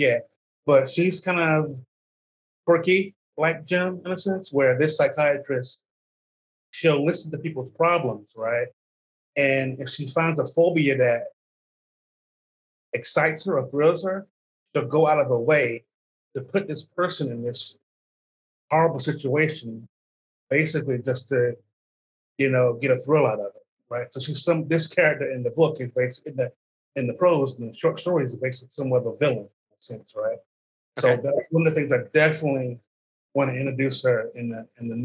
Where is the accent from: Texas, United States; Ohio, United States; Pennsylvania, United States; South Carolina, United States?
South Carolina, United States; Columbia; my hometown in the South